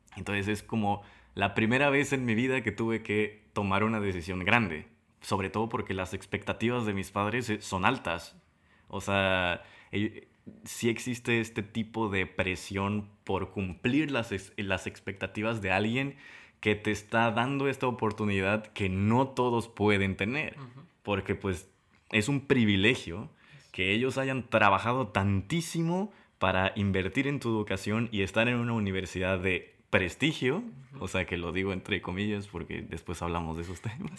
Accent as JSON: {"language": "Spanish", "region": "Tabasco", "country": "Mexico", "said": "de Tabasco"}